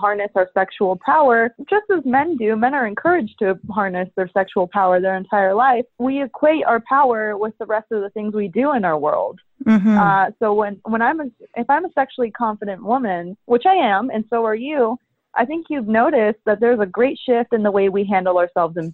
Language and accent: English; Salt Lake City, Utah, United States; I grew up in Salt Lake City, Utah, which is land of the Mormons